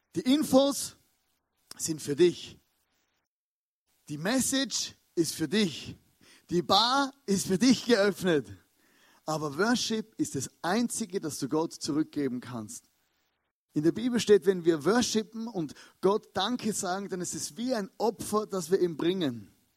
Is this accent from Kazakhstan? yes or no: no; Austria; als Österreicher